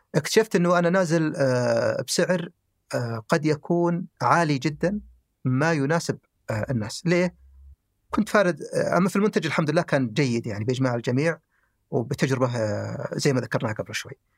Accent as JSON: {"language": "Arabic", "area": "the South", "region": "southern Saudi Arabia", "country": "Saudi Arabia", "also_born_or_lived": "Khamis Mushait"}